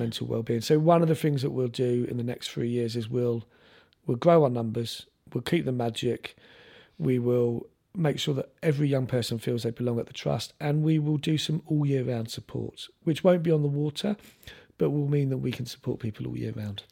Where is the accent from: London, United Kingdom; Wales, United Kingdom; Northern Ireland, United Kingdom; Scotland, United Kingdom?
London, United Kingdom; moved away as an adult; also born or lived in Lewisham; now in Isle of Wight, United Kingdom; I grew up in South London